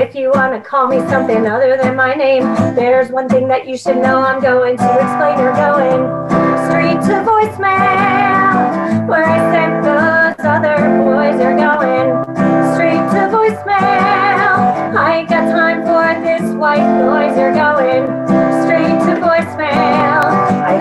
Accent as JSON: {"language": "English", "region": "Pennsylvania", "country": "United States", "said": "I'm from Pennsylvania"}